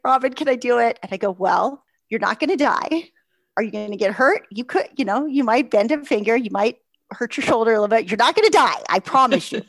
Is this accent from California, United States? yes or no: yes; San Diego, California, United States; I'm from San Diego